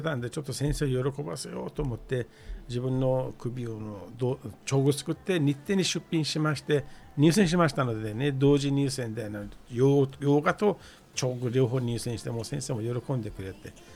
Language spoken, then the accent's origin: Japanese; Iran; Japanese is a second language; moved away as an adult; now in Tokyo, Japan; あのイランから来まして